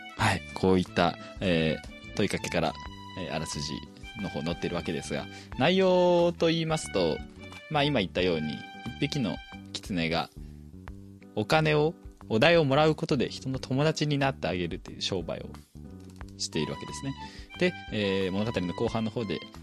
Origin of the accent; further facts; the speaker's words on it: Fukuoka, Japan; moved away; 私福岡の方に帰った